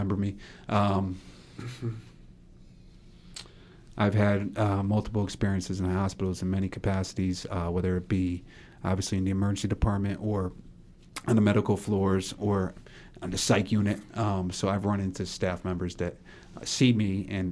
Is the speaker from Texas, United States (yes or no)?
no; Middletown, Connecticut, United States; I'm from Middletown